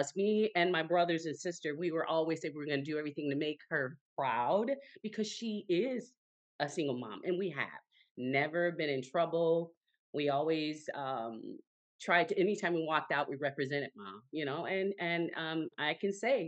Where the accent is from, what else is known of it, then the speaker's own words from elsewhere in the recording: Chicago, Illinois, United States; also born or lived in Arkansas / Missouri; I'm from Chicago